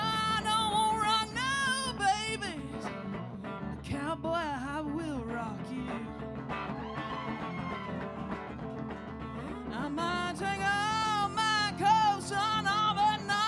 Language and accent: English; Texas, United States; I'm from Texas